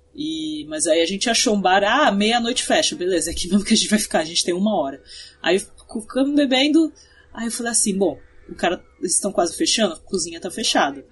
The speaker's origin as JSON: {"language": "Portuguese", "country": "Brazil", "said": "a gente falava que era do Brasil"}